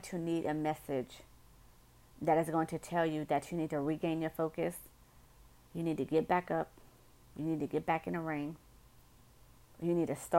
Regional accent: New York City, New York, United States; accent: northerner; I'm from New York City. And, you know, us northerners, you know, we say things different

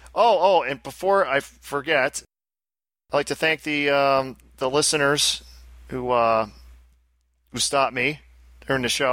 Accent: Albany, New York, United States; accent: thick Albany; I was born in Albany. I have a very thick Albany accent

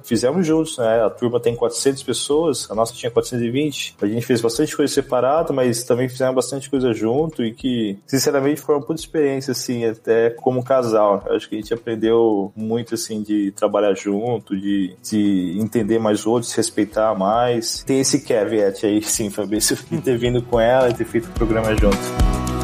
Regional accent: Campinas, São Paulo, Brazil; moved away as an adult; also born or lived in Sumaré; now in United States; Eu sou do interior de São Paulo, sou nascido em Campinas, morava em Sumaré, que é a cidade ali da região

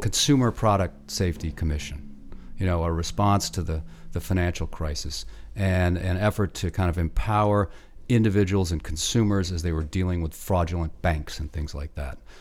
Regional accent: Michigan, United States; moved away; I grew up in Michigan

